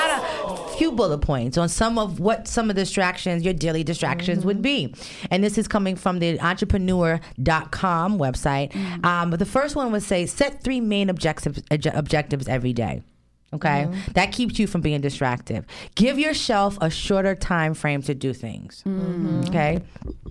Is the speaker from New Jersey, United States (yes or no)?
yes; New Jersey, United States; accent: Jersey; my accent, the Jersey accent